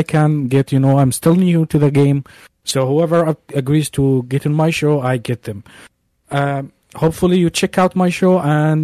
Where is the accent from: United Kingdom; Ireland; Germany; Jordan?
Jordan; English is a second language; moved away as an adult; now in Belgium; I'm from Jordan in the Middle East